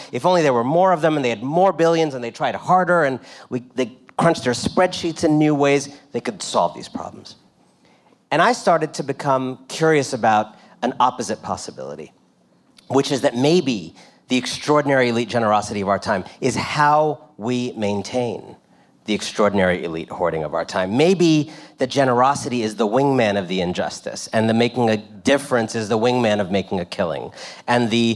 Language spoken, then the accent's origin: English; Washington, District of Columbia, United States; When I was growing up in Washington, D.C.